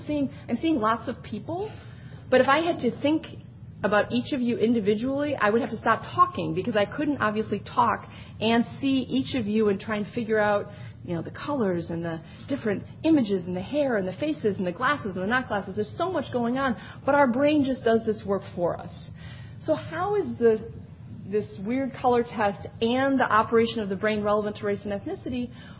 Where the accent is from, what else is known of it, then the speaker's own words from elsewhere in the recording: Wisconsin, United States; now in New York, United States; I'm a New Yorker now, not a Wisconsinite anymore.